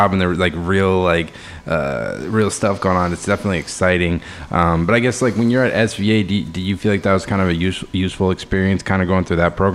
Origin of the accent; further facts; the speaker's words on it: Utah, United States; And then growing up in Utah